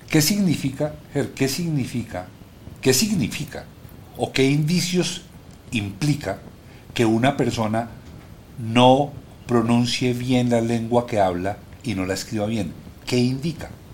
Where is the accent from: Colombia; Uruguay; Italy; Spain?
Colombia; somos muy cachacos